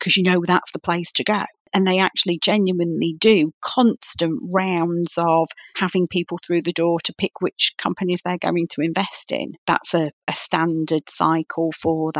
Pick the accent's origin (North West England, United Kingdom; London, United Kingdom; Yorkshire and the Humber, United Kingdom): North West England, United Kingdom; Manchester; moved away; I'm originally a Mancunian